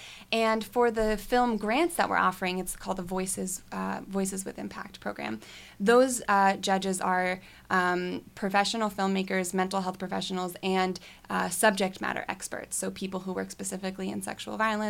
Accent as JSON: {"language": "English", "country": "Switzerland", "tie": "born or raised there", "moved": "yes", "lives_now": "United States", "said": "I grew up in Switzerland"}